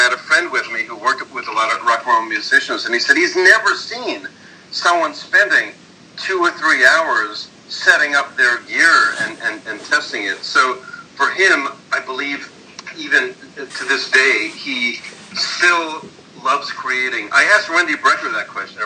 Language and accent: English; New York City, New York, United States; I grew up in Brooklyn, and I was born not too far from where Bill was born. I grew up in, grew up in Bedford-Stuyvesant